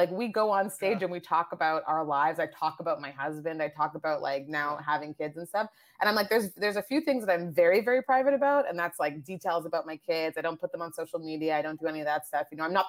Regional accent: Nigeria; born there; also born or lived in Asia / France; Like I was born in Nigeria. I've traveled all around Canada and the States.

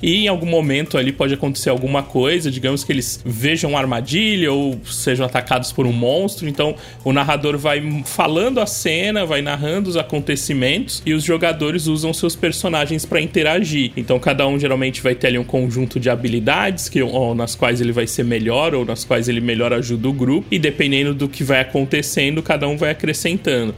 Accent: Cubatão, São Paulo, Brazil; Eu sou de uma cidade do litoral de São Paulo, cidade chamada Cubatão

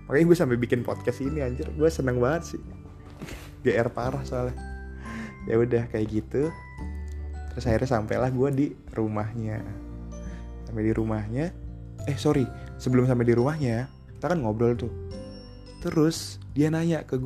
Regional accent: Surabaya, East Java, Indonesia; karena gue juga asli Surabaya ternyata nyokapnya sama keluarganya dia sering main ke Surabaya

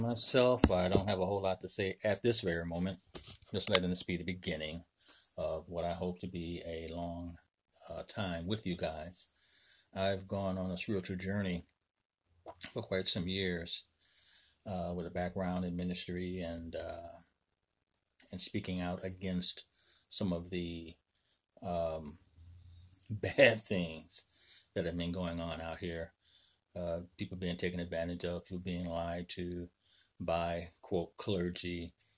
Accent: Chicago, Illinois, United States; I'm from Chicago, Illinois

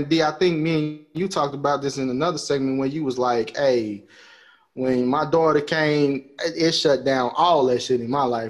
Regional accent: Chicago, Illinois, United States; growing up in Chicago

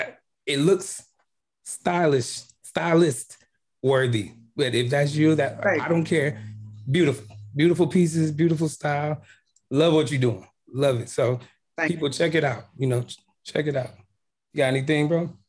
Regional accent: Chicago, Illinois, United States; moved away as an adult; now in Houston, United States; We're actually Midwest. We're from Chicago. We've been in Houston for about four years.

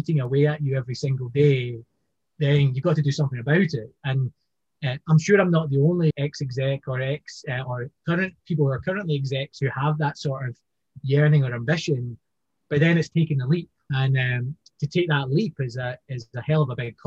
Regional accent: Scotland, United Kingdom; now in Hong Kong; you'd hear my voice, I'm from Scotland, I'm living in Hong Kong

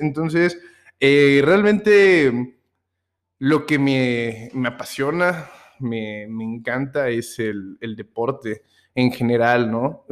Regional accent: Mexico City, Mexico; now in Puebla, Mexico; soy eh, originario del Distrito Federal, de la ahora Ciudad de México, pero pues ya tengo bastante tiempo aquí en el estado de, Puebla, aquí, eh, aquí radico actualmente

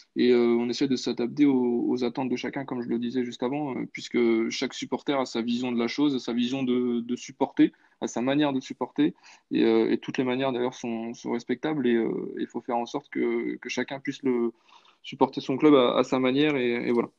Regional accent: Nantes, Pays de la Loire, France; je suis nantais

